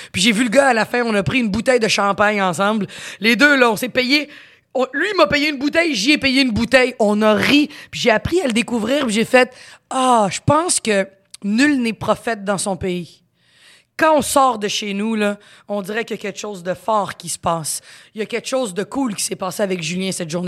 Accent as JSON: {"language": "French", "region": "Quebec", "country": "Canada", "accent": "Quebec French", "said": "mon accent, quand même, c'est pas un accent québécois très prononcé, fait que je me, je m'adapte très bien."}